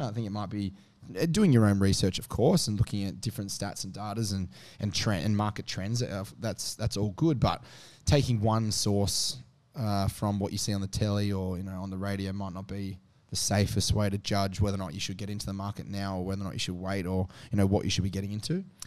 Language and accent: English; Sydney, New South Wales, Australia; I grew up in the Northwest